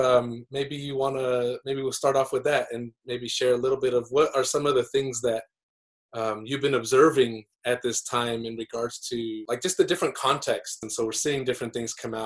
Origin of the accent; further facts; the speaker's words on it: Utah, United States; moved away as an adult; also born or lived in Aotearoa New Zealand; now in New Zealand; I grew up in Utah